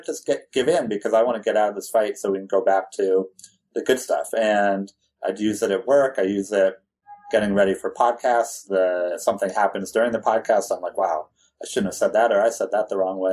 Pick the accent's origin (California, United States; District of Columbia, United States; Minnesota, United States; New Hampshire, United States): California, United States; I grew up in California.